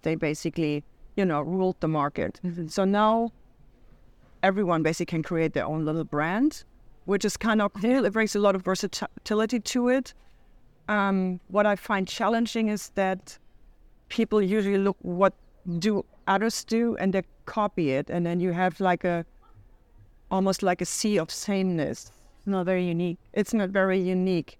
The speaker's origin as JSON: {"language": "English", "region": "Hamburg", "country": "Germany", "moved": "as an adult", "lives_now": "United States", "said": "Hamburg. Nice. That's where I'm from. And um, I moved to the States in 2011"}